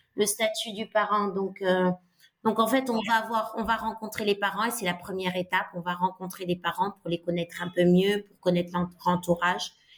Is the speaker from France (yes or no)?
no; Dakar, Senegal; moved away as an adult; also born or lived in Italy / England / Côte d'Ivoire / Colombia; j'ai grandi au Sénégal jusqu'à mes 18 ans. J'ai, j'ai suivi euh, ma scolarité à, à, Dakar.